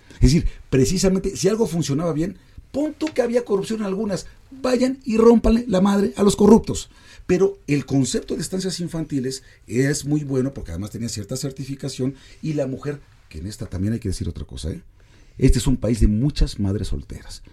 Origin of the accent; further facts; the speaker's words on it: Mexico; nos va a costar como mexicanos